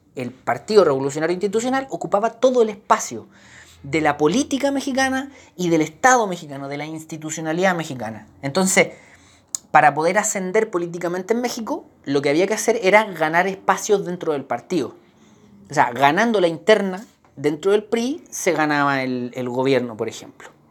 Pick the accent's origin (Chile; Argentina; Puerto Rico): Chile; como chileno